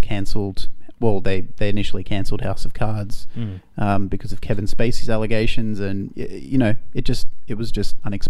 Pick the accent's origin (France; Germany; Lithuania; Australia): Australia; we're Australian